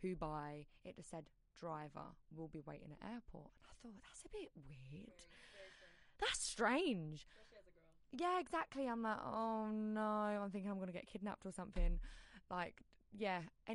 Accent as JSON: {"language": "English", "region": "England", "country": "United Kingdom", "tie": "born or raised there", "said": "born and bred in England. Grown up in a very, very small town"}